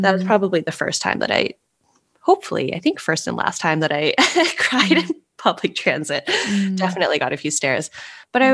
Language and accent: English; Los Angeles, California, United States; moved away as an adult; also born or lived in St. Louis, Missouri / Rome / Paris / Hong Kong; I grew up in Los Angeles